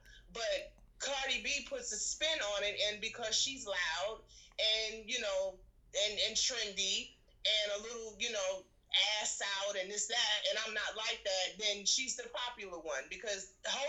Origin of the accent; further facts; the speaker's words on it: New York City, New York, United States; I grew up in Red Hook West Projects.